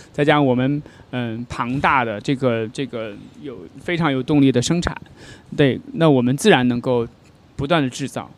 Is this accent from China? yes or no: yes; China; 我们中国人